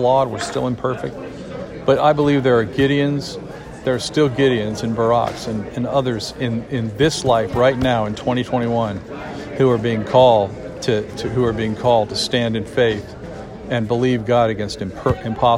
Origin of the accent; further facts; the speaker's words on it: United States; we as the American people